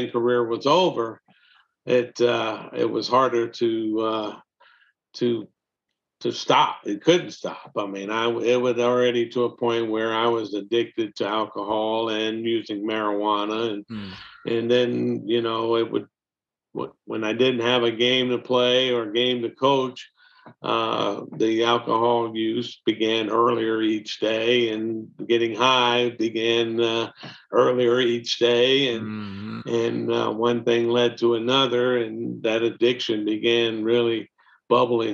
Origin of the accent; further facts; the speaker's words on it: Mississippi Gulf Coast, United States; moved away as an adult; also born or lived in Nashville, Tennessee; we made a decision to move back home to the Mississippi Gulf Coast in 2002.